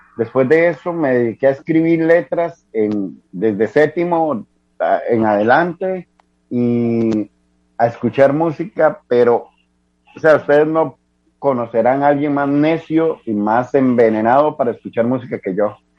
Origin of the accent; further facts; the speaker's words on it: Heredia, Costa Rica; soy de la hermana República Independiente de Heredia. Desde mi nacimiento